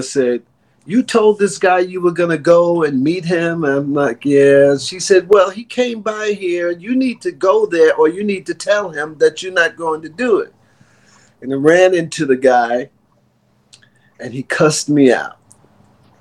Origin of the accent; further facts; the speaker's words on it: New York City, New York, United States; Born and raised in New York City